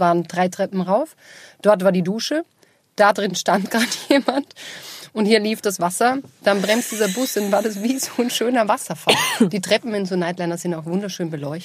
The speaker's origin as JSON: {"language": "German", "town": "Linz", "region": "Upper Austria", "country": "Austria", "tie": "born or raised there", "moved": "yes", "lives_now": "Vienna, Austria", "said": "in Linz bei uns zu Hause, wo ich aufgewachsen bin"}